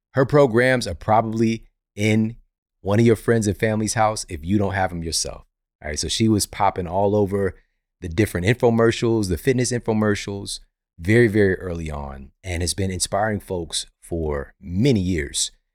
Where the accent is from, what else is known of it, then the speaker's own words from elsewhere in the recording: Missouri, United States; I'm from Missouri. You know it's coming from the Show Me State